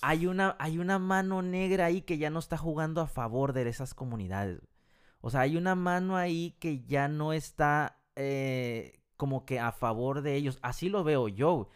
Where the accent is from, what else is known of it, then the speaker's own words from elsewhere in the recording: Mexico; now in United States; nosotros somos mexicanos